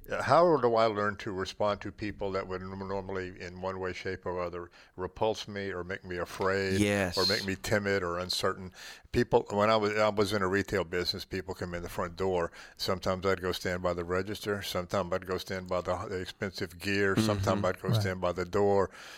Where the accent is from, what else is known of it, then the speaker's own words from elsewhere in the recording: the South, United States; So I could be easily classified because I was born in the South, raised in the South, white privilege, all that stuff.